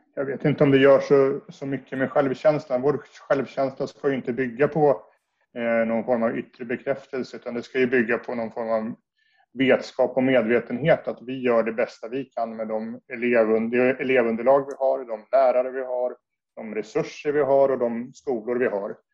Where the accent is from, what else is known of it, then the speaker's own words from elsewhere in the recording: Södertälje, Stockholm County, Sweden; jag är född och uppvuxen i Södertälje